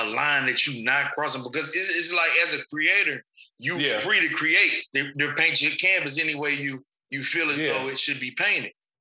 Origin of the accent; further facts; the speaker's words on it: Alabama, United States; I'm from Alabama.